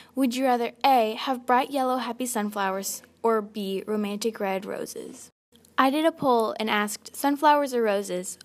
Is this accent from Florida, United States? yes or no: no; Kansas, United States; I was born in Kansas